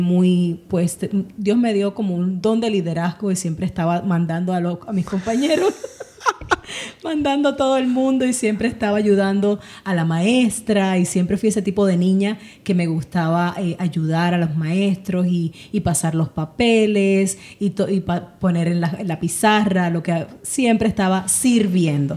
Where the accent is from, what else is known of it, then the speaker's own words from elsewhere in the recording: Ponce, Puerto Rico; moved away as an adult; now in United States; nací en Ponce, Puerto Rico. Em, y llevo aquí en Estados Unidos ya 23 años residiendo.